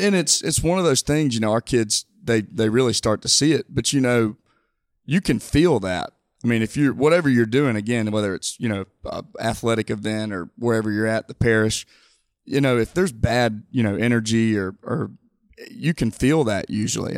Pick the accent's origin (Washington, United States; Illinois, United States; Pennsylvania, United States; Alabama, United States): Alabama, United States; Mobile; I'm born and raised in Mobile